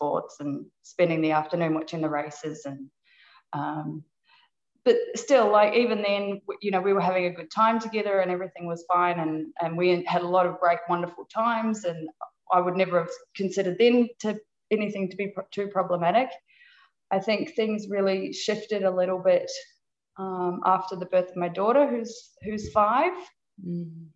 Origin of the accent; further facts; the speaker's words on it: New Zealand; moved away as an adult; also born or lived in Australia; I was originally from New Zealand, and then I moved to Australia after I finished university